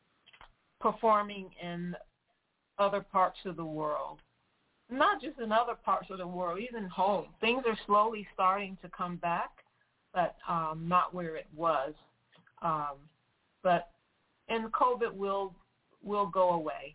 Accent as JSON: {"language": "English", "town": "Detroit", "region": "Michigan", "country": "United States", "moved": "yes", "lives_now": "South Florida, United States", "said": "I'm from Detroit, Michigan"}